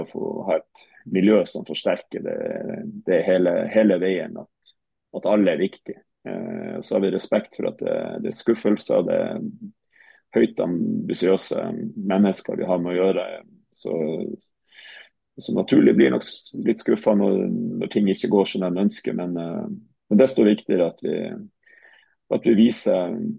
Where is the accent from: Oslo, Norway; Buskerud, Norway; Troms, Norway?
Troms, Norway; Tromsø; also born or lived in Haugesund / Hamar; jeg er fra Tromsø. Eh, født og, og oppvokst.